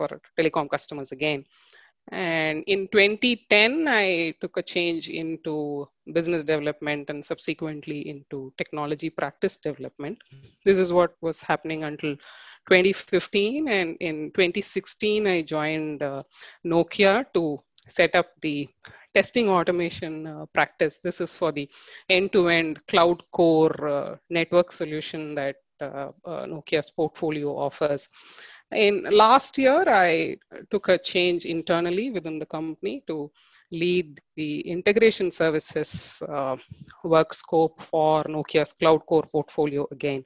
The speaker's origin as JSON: {"language": "English", "town": "Tiruchirappalli", "region": "Tamil Nadu", "country": "India", "said": "I hail from Tiruchi in Tamil Nadu"}